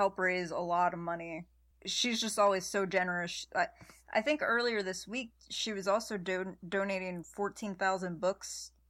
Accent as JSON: {"language": "English", "town": "Pittsburgh", "region": "Pennsylvania", "country": "United States", "said": "I'm from Pittsburgh where we have steel mills everywhere."}